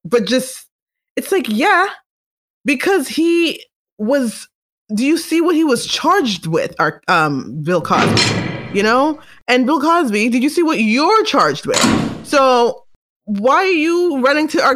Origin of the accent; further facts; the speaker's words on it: Canada; I'm Canadian